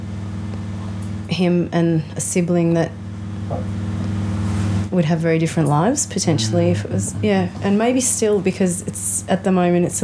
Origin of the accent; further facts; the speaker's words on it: Australia; growing up in Australia